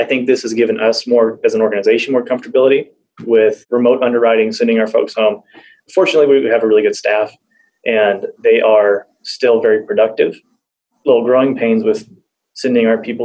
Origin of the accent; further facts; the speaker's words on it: Wichita, Kansas, United States; also born or lived in Bartlesville; We're from Wichita.